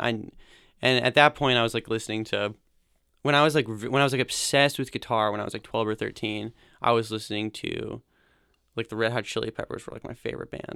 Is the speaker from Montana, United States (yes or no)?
yes; Bozeman, Montana, United States; moved away as an adult; also born or lived in Portland, Oregon; I grew up in Bozeman, Montana